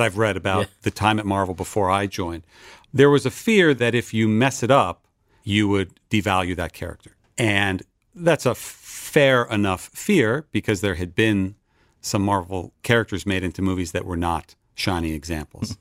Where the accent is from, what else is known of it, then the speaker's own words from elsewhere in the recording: Westfield, New Jersey, United States; moved away as an adult; also born or lived in Boston, Massachusetts; now in Los Angeles, United States; I was raised in New Jersey northern New Jersey suburb called Westfield